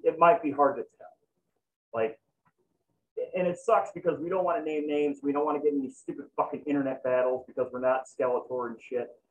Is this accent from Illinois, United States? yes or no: yes; Chicago, Illinois, United States; I'm fucking from Chicago, so all convenience stores are liquor stores